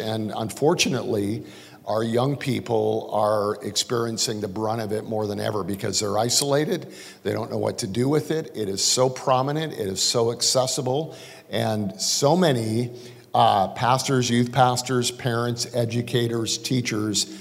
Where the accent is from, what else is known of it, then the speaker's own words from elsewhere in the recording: Calgary, Alberta, Canada; moved away as an adult; now in United States; I'm actually kind of raised most of my life in Calgary. At least my teenage young years, I guess. And I moved to the United States in 1984.